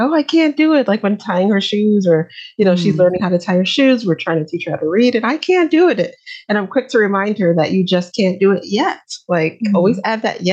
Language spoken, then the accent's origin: English; New York, United States; moved away as an adult; now in Atlanta, United States; I am from New York originally, but I've been based in Atlanta for the last maybe 8 or 9 years now